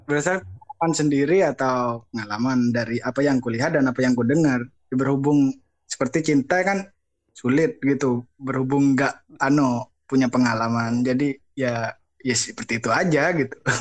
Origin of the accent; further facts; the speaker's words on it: Madura, East Java, Indonesia; moved away; saya sebenarnya dari Madura, cuman nggak, nggak netap jen, di mana-mana